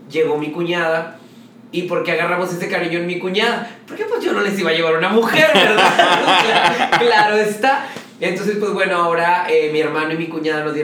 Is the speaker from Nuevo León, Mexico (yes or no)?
yes; Guadalupe, Nuevo León, Mexico; born there; Tengo 31 años y nací el 27 de octubre de 1989, orgullosamente guadalupeque, porque nací en la Clínica 4 de Guadalupe, Nuevo León.